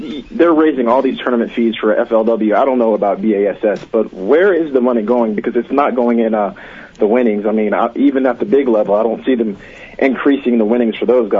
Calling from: Atlanta, Georgia, United States; calling from Atlanta, Georgia.

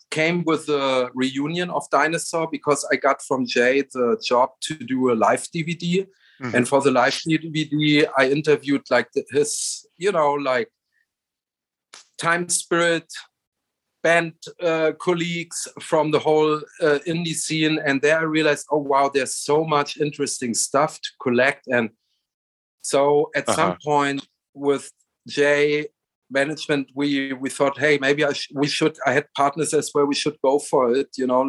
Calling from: Berlin, Germany; I'm coming from Berlin, Germany. I'm on a heat wave in Berlin right now.

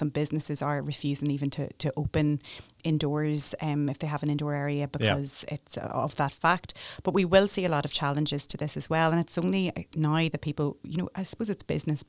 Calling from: Northern Ireland, United Kingdom; I'm just speaking from Northern Ireland, but I'm sure it's across the UK

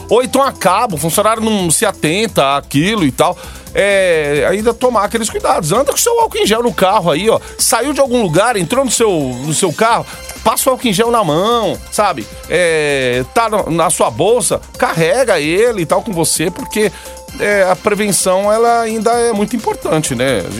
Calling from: Guarulhos, São Paulo, Brazil; Eu saí de casa, eu saí, de Guarulhos 6h20 da manhã, peguei garoa na Dutra, bem parada, bem estacionada.

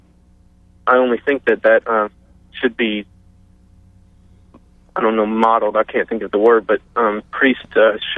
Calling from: Marksville, Louisiana, United States; Marksville, Louisiana.

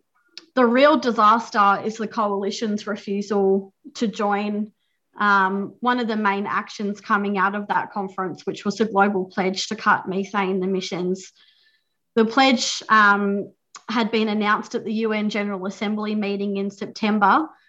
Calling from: Victoria, Australia; I'm joining you from Wadawurrung country, and acknowledge that we're meeting on stolen land.

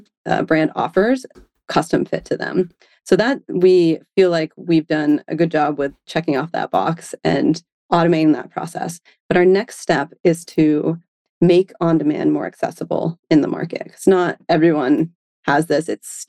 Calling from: San Francisco, California, United States; I am calling from San Francisco today.

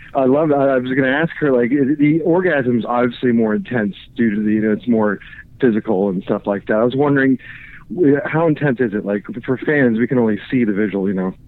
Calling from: Orlando, Florida, United States; I'm calling in from Orlando, Florida.

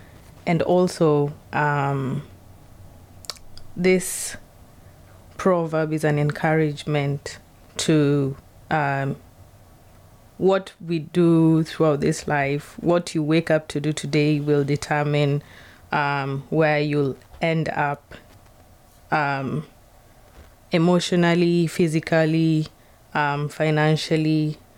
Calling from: Seattle, Washington, United States

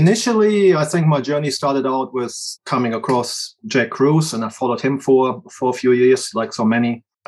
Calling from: New Zealand; I'm calling in from New Zealand.

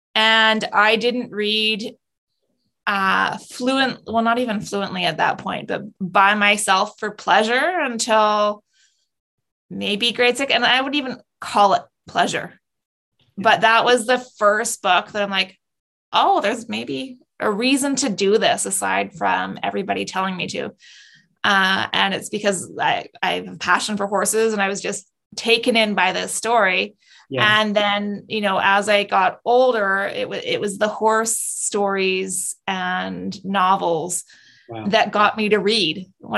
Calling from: Vancouver, British Columbia, Canada; Vancouver, British Columbia.

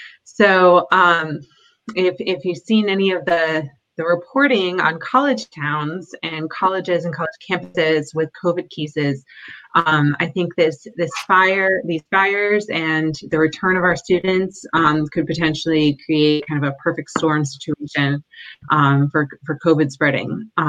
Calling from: Corvallis, Oregon, United States; So I'm calling in from Corvallis, Oregon, where Oregon State University is located.

